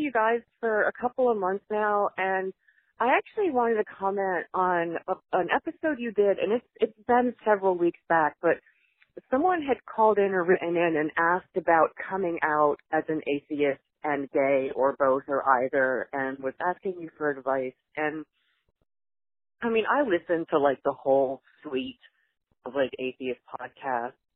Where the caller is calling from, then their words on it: Virginia, United States; I am calling from Virginia, where I can look out my window and see Liberty University